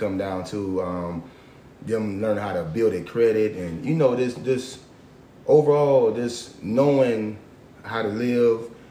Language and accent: English; Florence, South Carolina, United States; 33 years old, from Florence, South Carolina